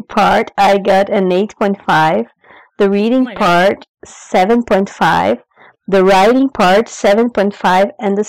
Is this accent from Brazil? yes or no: yes; Brazil; English is a second language; I am from Brazil. I am 29 years old